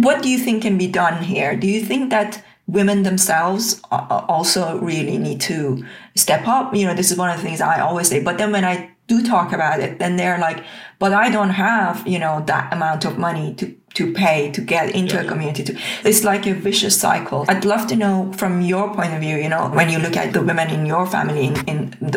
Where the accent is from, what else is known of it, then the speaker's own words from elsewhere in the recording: Tehran, Tehran Province, Iran; English is a second language; moved away as an adult; now in United Kingdom; I was born in Tehran during the Iran-Iraq war